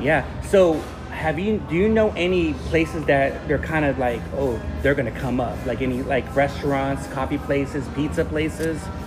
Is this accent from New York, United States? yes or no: no; Long Beach, California, United States; also born or lived in Wilmington, California; I was born in Long Beach Memorial Hospital. I used to live in the harbor area mm-hmm. in Wilmington